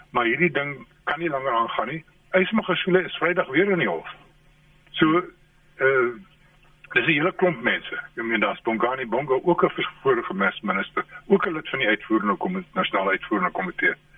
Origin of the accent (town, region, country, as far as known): South Africa